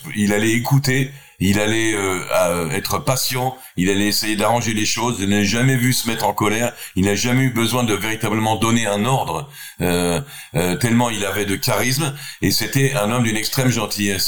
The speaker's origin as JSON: {"language": "French", "country": "Israel", "said": "je suis israélien, je viens d'Israël"}